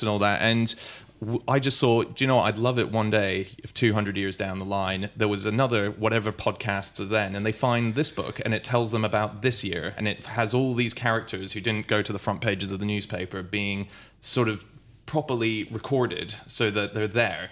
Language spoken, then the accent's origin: English; Sydney, New South Wales, Australia; moved away; I, I grew up in Sydney. I was there in my, uh, teenage years, and my dad's Australian, so I went to Australian high school.